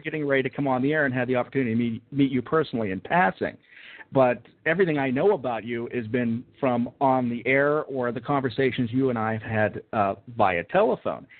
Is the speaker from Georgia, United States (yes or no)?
no; Pittsburgh, Pennsylvania, United States; I grew up listening to in Pittsburgh talk radio